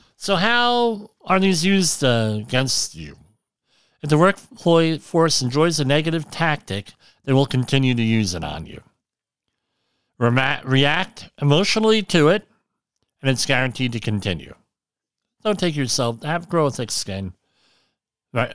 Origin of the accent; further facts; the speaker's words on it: New York City area, Central New Jersey, United States; I grew up in the New York City area. Me, uh, Central New Jersey